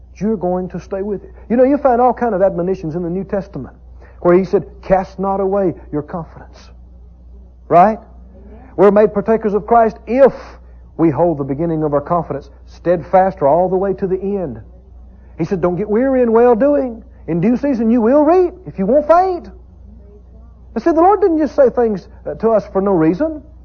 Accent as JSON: {"language": "English", "region": "the South", "country": "United States", "tie": "born or raised there", "said": "I grew up in the South, in the country, rural area"}